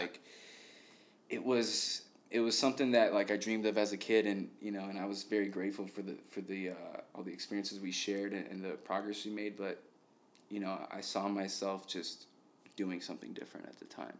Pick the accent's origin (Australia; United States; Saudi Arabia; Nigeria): United States; Chicago, Illinois; born and raised. This is my this is my home